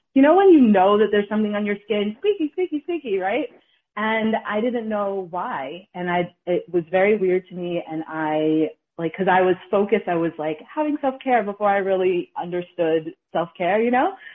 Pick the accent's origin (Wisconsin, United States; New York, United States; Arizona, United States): New York, United States; New York City; also born or lived in Connecticut / Massachusetts / Ghana; now in New Haven, United States; I'm from the Bronx